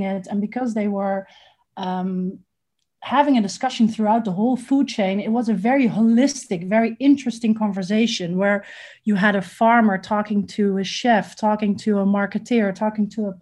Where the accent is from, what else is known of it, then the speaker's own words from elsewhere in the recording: Amsterdam, North Holland, Netherlands; moved away as an adult; also born or lived in Lebanon; now in Ghana; I am originally from Holland, from Amsterdam